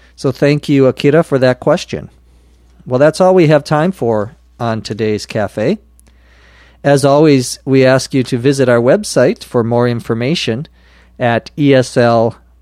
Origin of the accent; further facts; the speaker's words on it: Minnesota, United States; now in Los Angeles, United States; the state of Minnesota, my home state where I was born